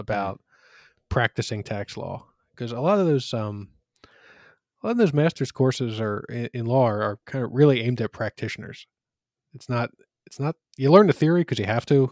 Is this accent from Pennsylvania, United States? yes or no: yes; Philadelphia, Pennsylvania, United States; I grew up in Northeast Philly, which is, uh, it's part of the city of Philadelphia